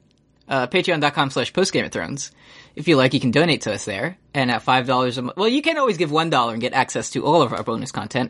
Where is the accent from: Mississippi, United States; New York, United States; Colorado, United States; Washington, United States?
New York, United States; accent: New York; I'm glad it's good now, and we say it like how you say it in New York, so. Shakespeare didn't consider my accent.